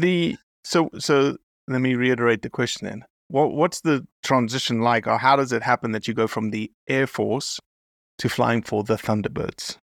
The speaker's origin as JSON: {"language": "English", "country": "South Africa", "tie": "born or raised there", "moved": "yes", "lives_now": "United States", "said": "I'm American now, but raised in South Africa"}